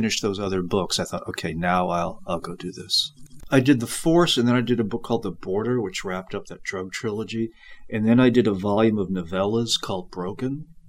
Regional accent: South Kingstown, Rhode Island, United States; moved away; The hometown is actually South Kingstown, Rhode Island, on the southern shore of Rhode Island, but otherwise known as Matunic Beach, Narragansett, that area, you know, fishing villages and beaches, really, where I grew up.

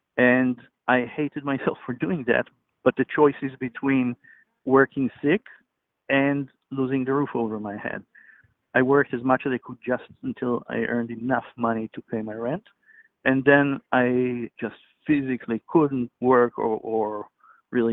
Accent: Israel; now in Alameda, United States; I'm originally from Israel. I live in Alameda.

